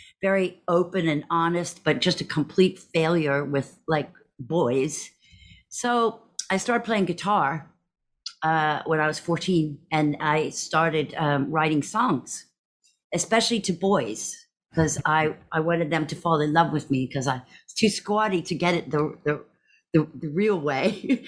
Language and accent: English; Texas, United States; born there; So I was born in Texas to a Scottish psychiatrist and a Southern Texas sort of socialite.